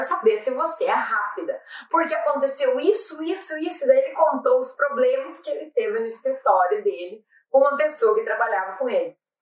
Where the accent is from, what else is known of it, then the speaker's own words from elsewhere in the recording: Brazil; moved away as an adult; now in Ireland; eu sou brasileira